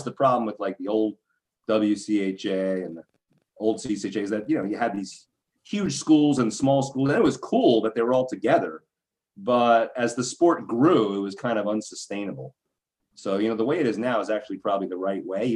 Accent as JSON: {"language": "English", "area": "Long Island", "region": "New York", "country": "United States", "said": "I am from Long Island"}